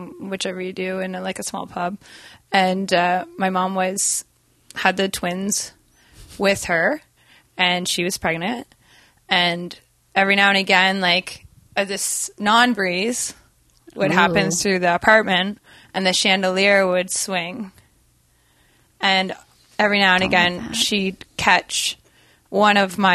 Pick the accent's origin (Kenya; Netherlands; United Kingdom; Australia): United Kingdom; Durham, North East England; I was born in England, in Durham, England